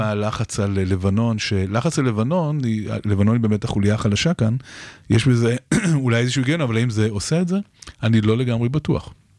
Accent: Israel

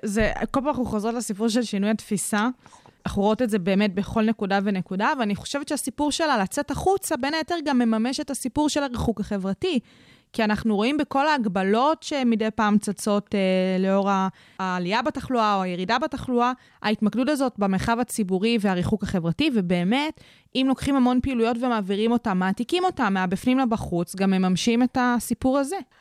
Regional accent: Kfar Saba, Central District, Israel; אצלי בעיר, אני מכפר סבא

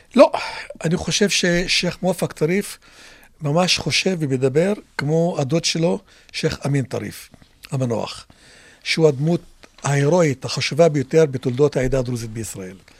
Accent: Israel; first language Arabic; Hebrew is a second language; אני פטריוט ישראלי הגם שאינני יהודי

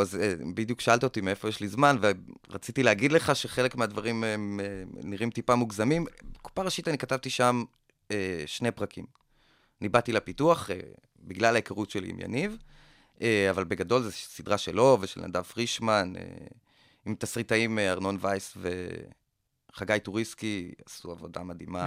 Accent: Kokhav Yair, Central District, Israel; moved away; also born or lived in Tel Aviv; גדלתי בכוכב יאיר, בכוכב יאיר עד מגיל מסוים אין לך כל כך מה לעשות שם. אז עברנו ככה כמה חברים לתל אביב

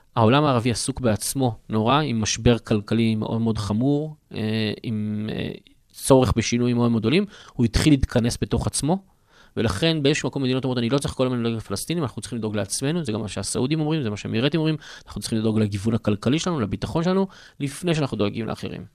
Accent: Israel; אנחנו כישראלים

